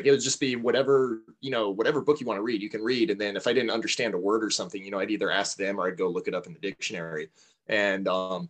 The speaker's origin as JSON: {"language": "English", "region": "Southern California", "country": "United States", "tie": "born or raised there", "also_born_or_lived": "Philadelphia, Pennsylvania", "said": "I grew up in Southern California, was born in Philadelphia, Pennsylvania, but my parents moved when I was like 3 months old. So for all intents and purposes, I'm a Southern California kid."}